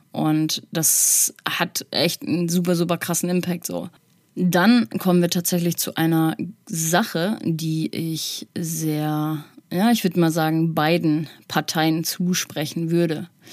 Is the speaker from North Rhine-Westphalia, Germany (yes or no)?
yes; North Rhine-Westphalia, Germany; now in Hamburg, Germany; ich komme aus NRW